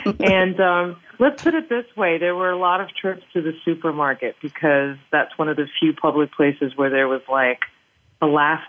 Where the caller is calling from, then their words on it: Paris, Île-de-France, France; Well, yes, I'm calling you from Paris, France, where we are enjoying a very typical autumn day.